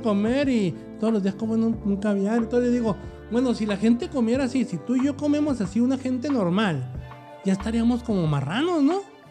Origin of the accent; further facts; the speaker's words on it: Mexico; como mexicano yo soy una de las personas que de veras quiere que este país siga adelante